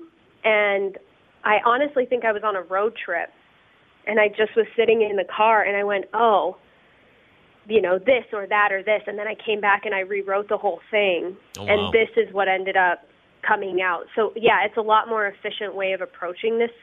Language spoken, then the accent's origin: English; Denver, Colorado, United States; also born or lived in Cincinnati / Boulder; I grew up in Denver